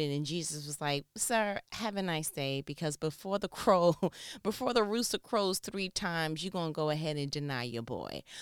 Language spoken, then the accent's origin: English; New York, United States; I'm from New York